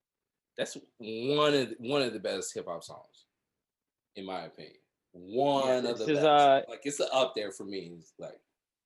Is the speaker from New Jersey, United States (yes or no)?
no; Chicago, Illinois, United States; We're both from Chicago too